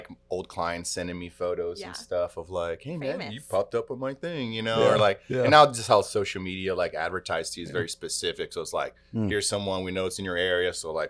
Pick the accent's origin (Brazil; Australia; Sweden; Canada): Brazil; Salvador, Bahia; born there; English is a second language; So, you know, I was born in Brazil, and I was really born in a city that's a huge metropolis in Brazil called Salvador.